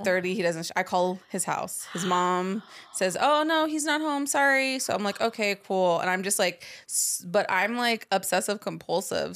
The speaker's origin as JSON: {"language": "English", "country": "United States", "tie": "born or raised there", "also_born_or_lived": "Dallas, Texas / Los Angeles, California", "said": "I grew up in Dallas and in Los Angeles"}